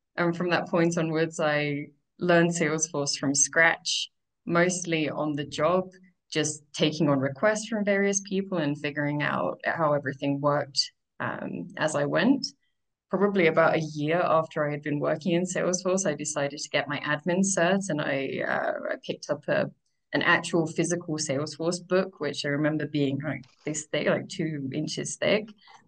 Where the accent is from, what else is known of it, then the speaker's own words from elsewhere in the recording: United Kingdom; moved away as an adult; now in Mexico; I'm originally from the UK, although I've heard that my accent is starting to get butchered by too much time abroad. I've been living in various different countries for more than 10 years now.